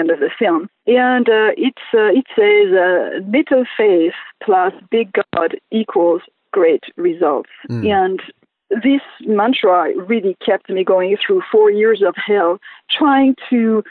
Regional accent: Lebanon; moved away; also born or lived in Southern California; I grew up in Lebanon, as you know, which was a very conservative country

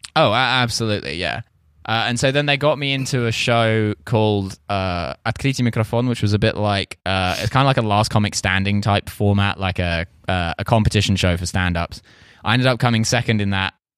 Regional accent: United Kingdom; moved away; also born or lived in Russia; I'm British

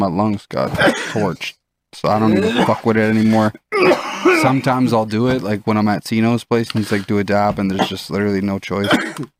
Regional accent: Orleans, Ontario, Canada; I grew up in Orleans, bro.

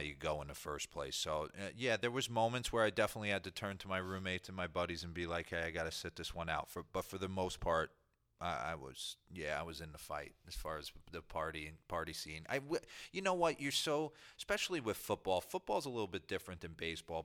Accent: New Jersey, United States; I grew up in New Jersey

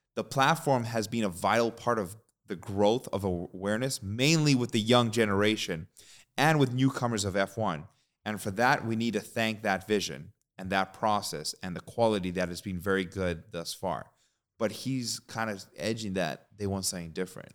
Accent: Canada; We're Canadian

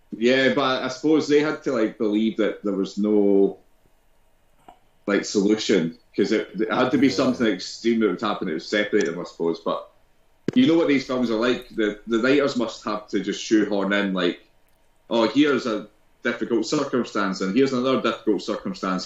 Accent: Scotland, United Kingdom; being Scottish

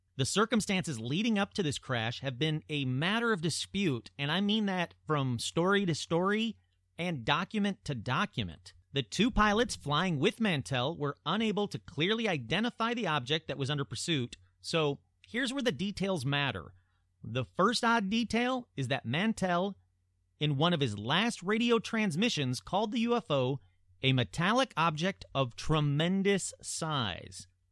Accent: Michigan, United States; Sault Ste. Marie, Michigan, my home state

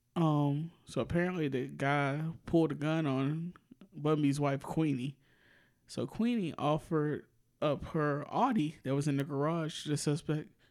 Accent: the South, United States; as a Southerner and a Democrat

